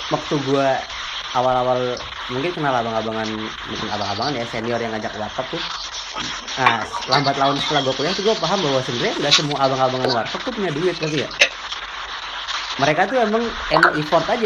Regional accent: Ciputat, Banten, Indonesia; kalau di Ciputat ya sebagai warga Ciputat, ya sebagai warga Ciputat

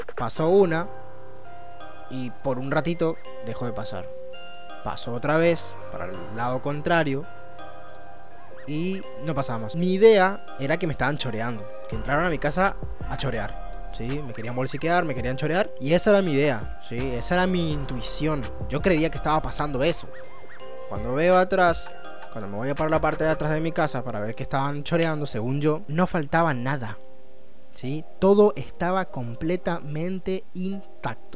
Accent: Chaco, Argentina; Soy, soy chaqueño

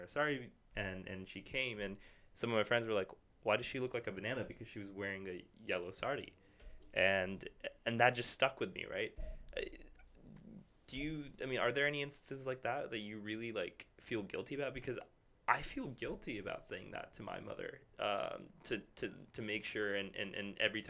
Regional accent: the South, United States; growing up in the South

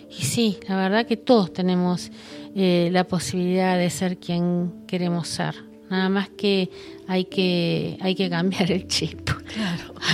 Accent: Buenos Aires, Argentina; Sí, yo lo que lo que sentí es que cuando yo en su momento este vine de Buenos Aires

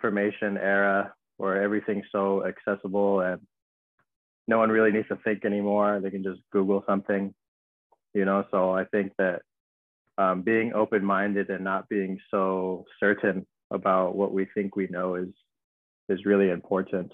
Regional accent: Los Angeles, California, United States; I grew up in Southern California, so in the Los Angeles area

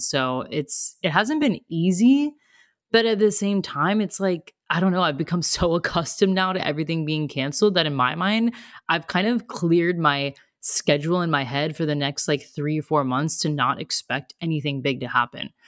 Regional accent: United States; moved away as an adult; also born or lived in Australia; now in Germany

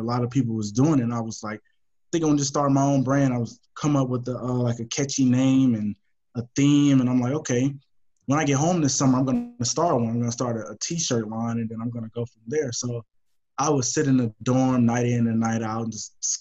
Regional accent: Houston, Texas, United States; I'm born and raised in Houston

